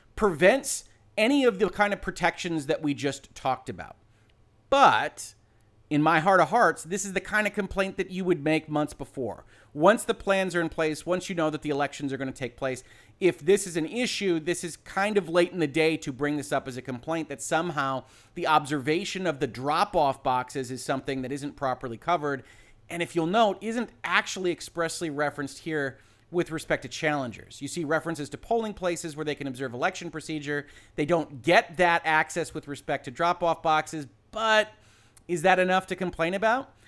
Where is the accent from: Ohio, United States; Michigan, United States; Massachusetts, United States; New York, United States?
Michigan, United States; my home state